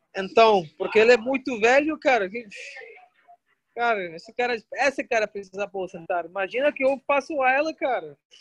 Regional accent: Northeast Region, Brazil; Eu sou nordestino

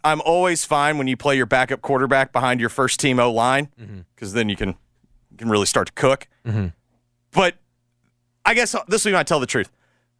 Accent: the South, United States; like growing up in the South, that's why, like, when everyone's like, oh, false fall

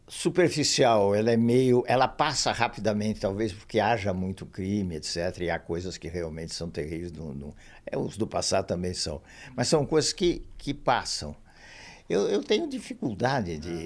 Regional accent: São Paulo, Brazil; São Paulo, que é a cidade onde eu nasci, onde eu vivi sempre, fora saídas relativamente curtas para o exterior

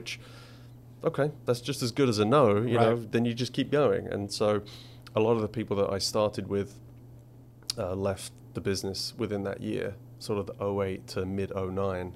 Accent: Essex, East of England, United Kingdom; moved away; I grew up in Essex

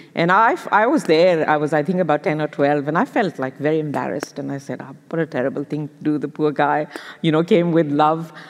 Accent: Lahore, Punjab, Pakistan; English is a second language; moved away as an adult; now in Australia; growing up in Pakistan

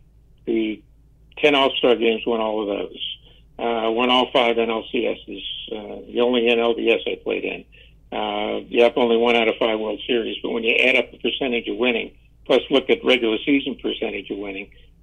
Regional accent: Tampa, Florida, United States; I was an only child growing up in Tampa, Florida

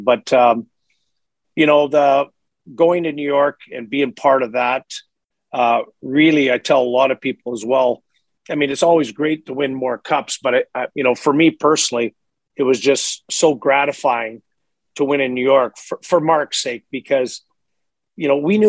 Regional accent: Montreal, Quebec, Canada; moved away; also born or lived in Edmonton; I'm from Eastern Canada, the Montreal area.

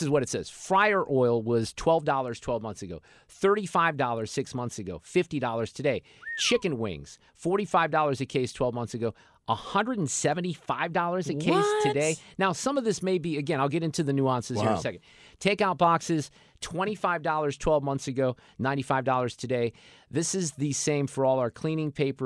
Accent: Niles, Illinois, United States; now in Missouri, United States; I went to junior high in the suburbs of Chicago in Niles, Illinois.

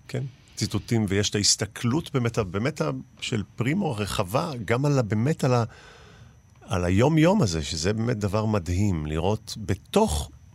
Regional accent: Mishmar HaEmek, Northern District, Israel; אני בן קיבוץ משמר העמק, ובאמת הייתי בלינה המשותפת

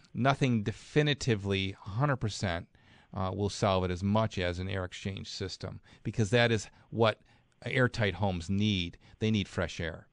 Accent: Clarence, New York, United States; Clarence, my hometown

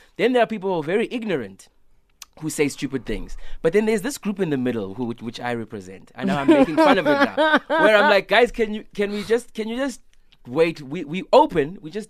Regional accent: East London, Eastern Cape, South Africa; I'm in East London, my hometown.

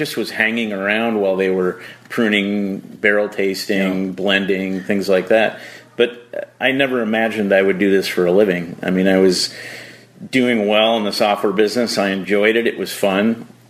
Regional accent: Chicago, Illinois, United States; moved away; I grew up in Illinois, basically the Chicago area.

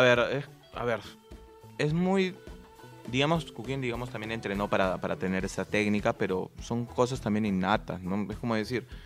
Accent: Peru

